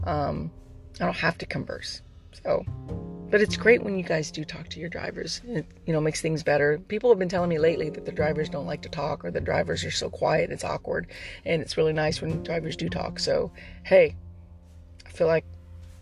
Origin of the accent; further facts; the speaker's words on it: Texas, United States; I'm a Texan